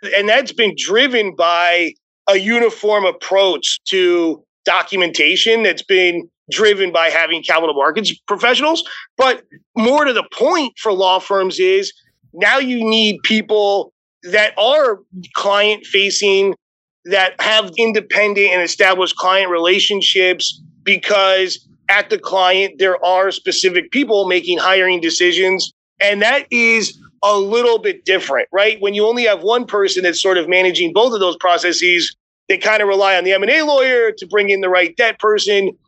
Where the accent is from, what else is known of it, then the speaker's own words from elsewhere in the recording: Arizona, United States; moved away as an adult; also born or lived in New York; I grew up in Arizona, went to undergrad at University of Arizona